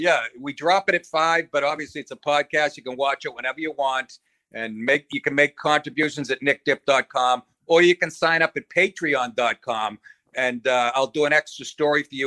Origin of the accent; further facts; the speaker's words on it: Boston, Massachusetts, United States; moved away; my hometown of Boston